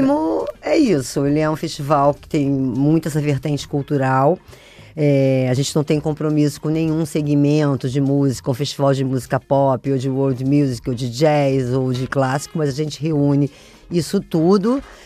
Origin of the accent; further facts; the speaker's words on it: Brazil; eu sou brasileiro, gosto muito da música brasileira